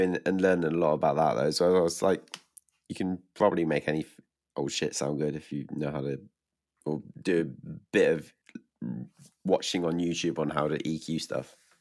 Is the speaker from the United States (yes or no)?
no; England, United Kingdom; from England